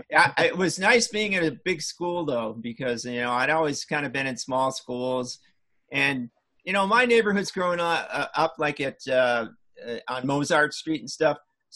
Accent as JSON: {"language": "English", "town": "Chicago", "region": "Illinois", "country": "United States", "tie": "born or raised there", "said": "you're from Chicago, where I grew up"}